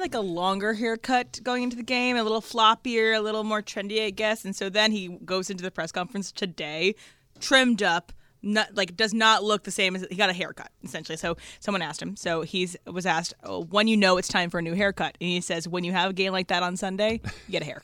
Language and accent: English; East Coast, United States; I was raised in the East Coast